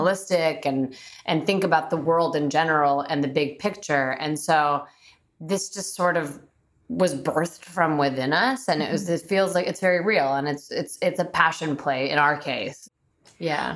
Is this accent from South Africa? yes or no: no; Bulgaria; moved away; I'm Bulgarian. I was born in Bulgaria, so I have a very European mentality.